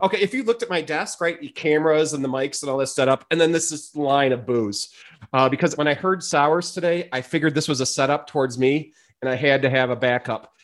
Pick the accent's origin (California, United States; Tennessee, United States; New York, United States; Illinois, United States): Illinois, United States; Chicago; moved away as an adult; now in Boulder, United States; I'm from Chicago, and I've been in Boulder coming up on five years now.